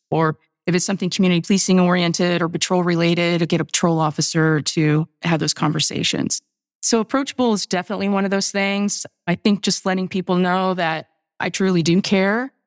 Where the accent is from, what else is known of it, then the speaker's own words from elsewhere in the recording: Indiana, United States; I grew up in Indiana